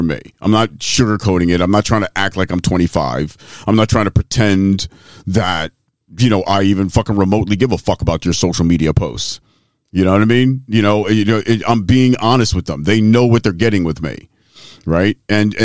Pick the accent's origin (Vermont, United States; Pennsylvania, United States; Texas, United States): Pennsylvania, United States; Philadelphia; I'm from West Philly